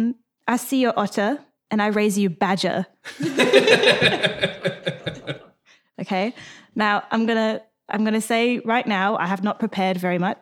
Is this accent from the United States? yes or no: no; England, United Kingdom; as an English person